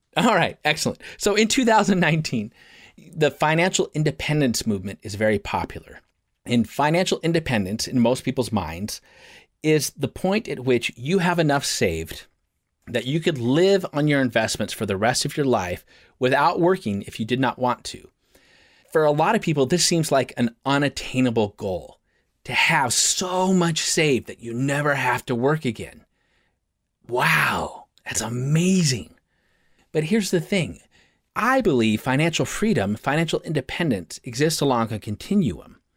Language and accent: English; Portland, Oregon, United States; I, I'm from Portland, let's just be clear, I'm from Portland, and in Portland, we have a very specific way we think